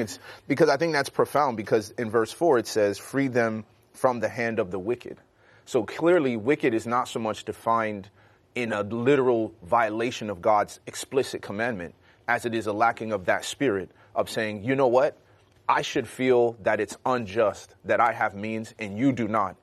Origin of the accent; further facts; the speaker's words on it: Chicago, Illinois, United States; growing up in Chicago